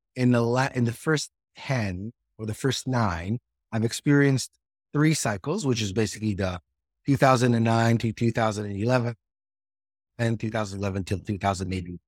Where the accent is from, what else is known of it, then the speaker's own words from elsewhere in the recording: Israel; also born or lived in Seattle, United States; now in San Francisco Bay Area, United States; I'm originally from Israel